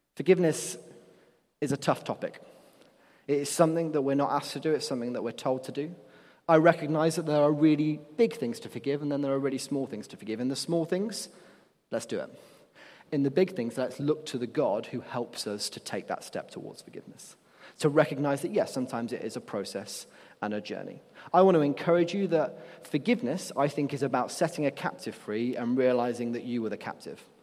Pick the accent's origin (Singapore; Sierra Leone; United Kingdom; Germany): United Kingdom; Nottingham, East Midlands; I'm from Nottingham, and the main nightclub there is a place called Rock City